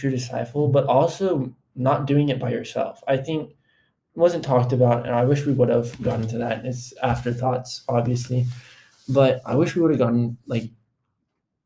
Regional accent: Florida, United States; now in Texas, United States; I was born in Florida

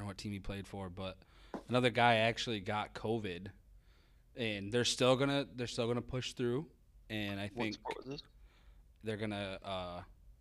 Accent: Minnesota, United States; I'm a Minnesotan

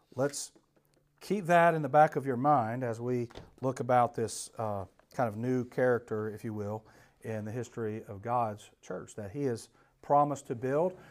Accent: Atlanta, Georgia, United States; I grew up in Atlanta

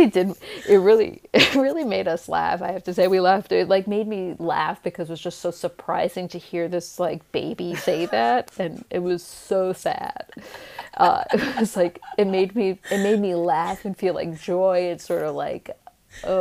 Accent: East Coast, United States; now in Los Angeles, United States; I'm from the East Coast too

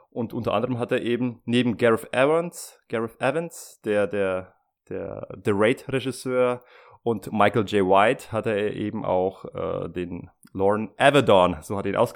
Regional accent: Switzerland; Ja, ich bin Schweizer.

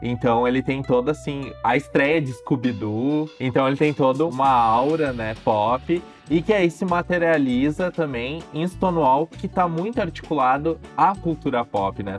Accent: Novo Hamburgo, Rio Grande do Sul, Brazil; Eu sou de Novo Hamburgo

